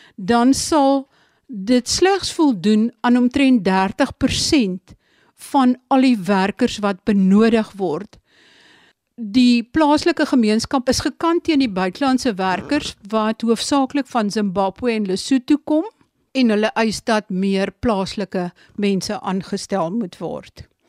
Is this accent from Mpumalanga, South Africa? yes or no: no; Sundays River Valley, Eastern Cape, South Africa; die vallei waar ek vandaan kom, die Sondagsrivier vallei